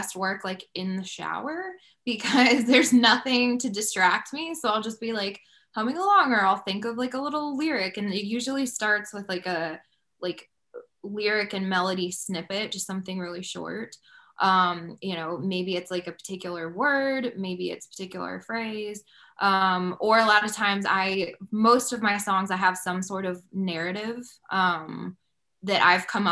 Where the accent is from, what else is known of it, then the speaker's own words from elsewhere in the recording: Georgia, United States; moved away as an adult; also born or lived in Nashville area, Tennessee; I am from Georgia originally and then lived in Tennessee for 7 or 8 years